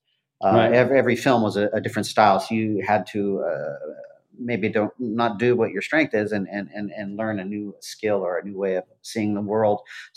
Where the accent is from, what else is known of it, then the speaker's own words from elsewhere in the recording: Garden Grove, California, United States; in Garden Grove, where I grew up in Southern California.